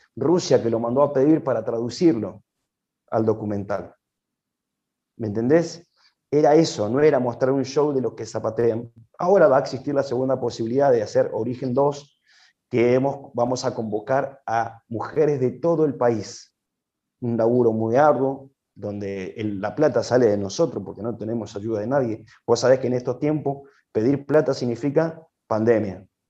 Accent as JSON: {"language": "Spanish", "region": "Mendoza", "country": "Argentina", "tie": "born or raised there", "said": "Yo nací aquí en la provincia de Mendoza, soy mendocino, de pura cepa"}